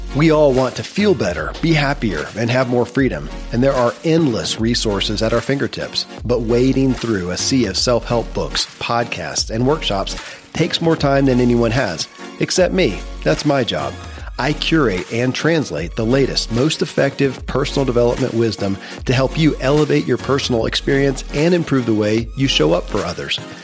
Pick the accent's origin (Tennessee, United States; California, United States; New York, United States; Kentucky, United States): Kentucky, United States; born or raised there